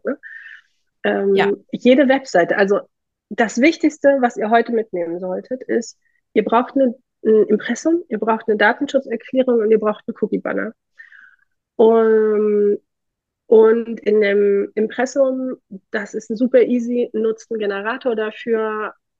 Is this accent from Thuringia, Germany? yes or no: yes; Thuringia, Germany; ich komme aus Thüringen, wir haben hier eine sehr äh, aktive Gründerlandschaft